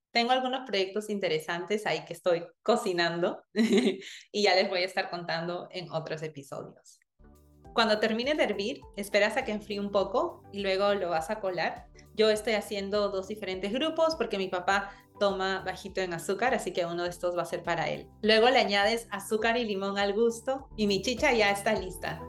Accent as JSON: {"language": "Spanish", "country": "Peru", "tie": "born or raised there", "also_born_or_lived": "United States", "moved": "as an adult", "said": "yo nací y crecí en Perú"}